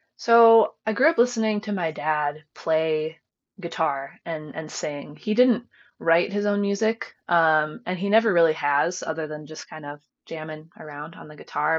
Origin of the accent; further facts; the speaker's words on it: rural area southwest of Cleveland, Ohio, United States; I was born in Cleveland, lived there and in Cleveland suburbs until I was about eight. Um, and then my family packed up and and moved out here.